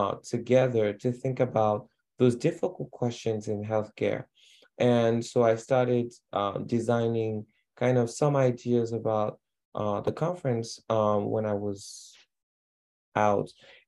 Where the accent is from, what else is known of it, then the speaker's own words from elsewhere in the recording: Chad; also born or lived in Mali; now in Boston, United States; So I'm originally from Chad, but lived in many countries, and now on the African continent, and now I'm here in Boston as a second year PhD student